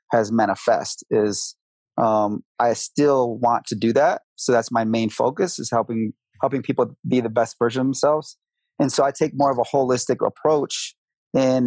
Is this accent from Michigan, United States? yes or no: yes; Grand Rapids, Michigan, United States; moved away as an adult; now in Colorado, United States; I'm originally from Michigan, Grand Rapids, Michigan. And I moved out to Colorado 11 years ago.